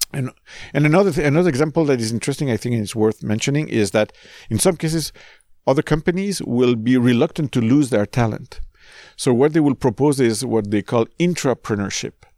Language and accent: English; Canada; also born or lived in California; we're Canadian.